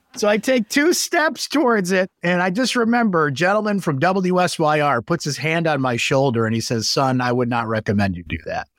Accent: Syracuse, New York, United States; born or raised there

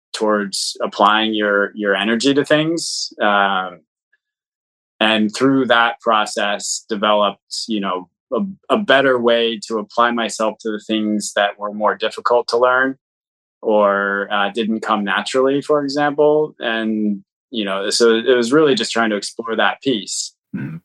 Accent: Portland, Oregon, United States; I actually uh, was born and grew up here in Portland, Oregon.

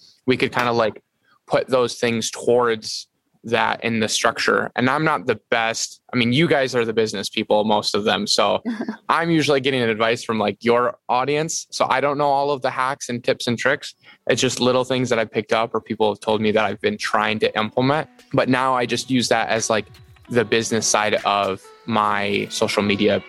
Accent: Michigan, United States

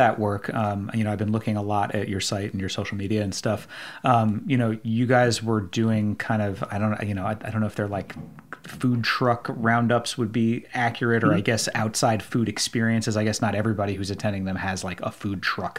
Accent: New York, United States; I grew up in New York and lived in New York City for more than 20 years.

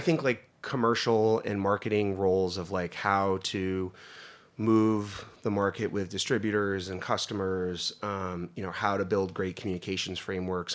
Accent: Northeast Pennsylvania, United States; moved away; I grew up in Northeast Pennsylvania

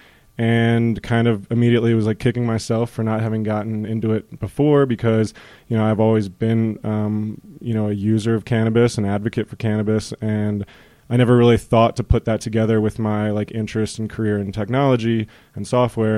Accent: East Coast, United States; moved away as an adult; also born or lived in Washington, D.C.; now in Colorado, United States; I come from the East Coast. I went to school in D.C. I came out here about 4 years ago.

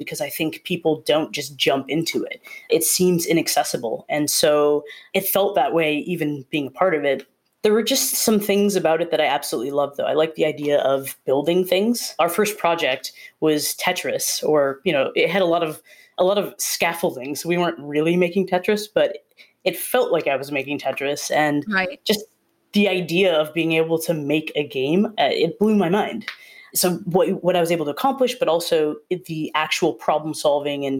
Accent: Wisconsin, United States; moved away as an adult; also born or lived in Rhode Island; I'm from Wisconsin, and I went to school in Rhode Island

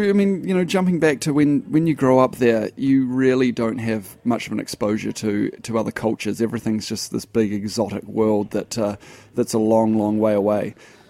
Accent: New Zealand; moved away as an adult; now in Brooklyn, United States; Yeah, I'm from New Zealand originally.

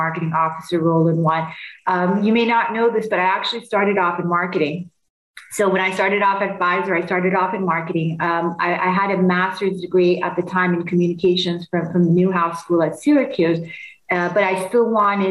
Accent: Istanbul, Turkey; also born or lived in Los Angeles; now in Chicago, United States; I'm originally from Istanbul in Turkey

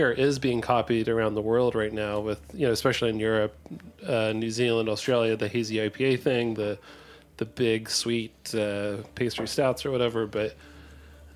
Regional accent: Southwest Virginia, United States; now in New York City, United States; I grew up in Virginia, rural and Virginia, like Southwest.

